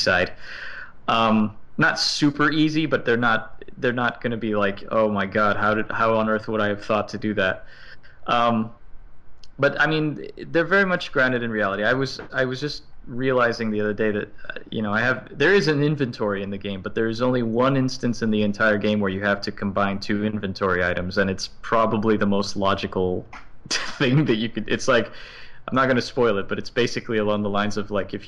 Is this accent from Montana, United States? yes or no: no; Miami, Florida, United States; moved away as an adult; now in New York, United States; I was born and I grew up in Miami. I've lived there for 31 years before I moved here to New York.